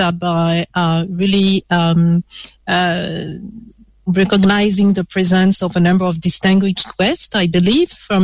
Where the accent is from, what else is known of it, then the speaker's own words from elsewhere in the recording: Côte d’Ivoire; now in Ghana; Cote d'Ivoire is my home country